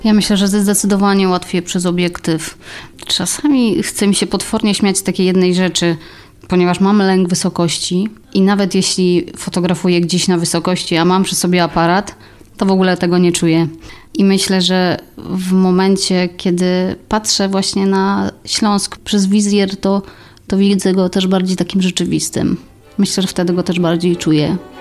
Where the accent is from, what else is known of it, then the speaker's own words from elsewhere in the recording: Lędziny, Silesian Voivodeship, Poland; accent: Silesian; Urodziłam się w Lędzinach, tam też chodziłam do szkoły